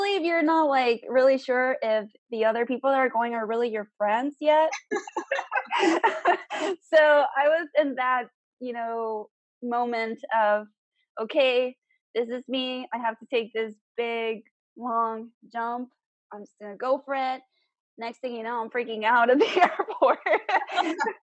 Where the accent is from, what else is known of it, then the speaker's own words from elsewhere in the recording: South Texas, United States; I'm from South Texas